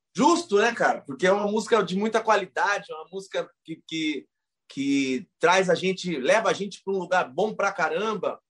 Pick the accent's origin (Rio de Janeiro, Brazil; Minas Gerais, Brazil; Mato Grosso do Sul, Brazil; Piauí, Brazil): Mato Grosso do Sul, Brazil; Ponta Porã; moved away; also born or lived in Presidente Prudente, São Paulo; sou nascido em Presidente Prudente, interior de São Paulo. É, sou criado em Ponta Porã, no interior do Mato Grosso do Sul